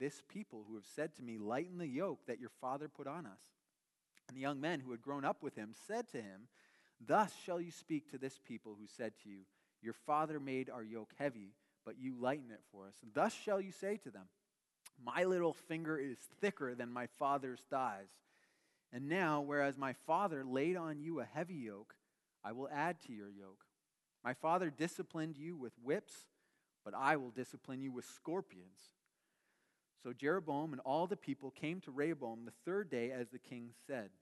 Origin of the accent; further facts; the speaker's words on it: Canada; now in United States; We're both Canadian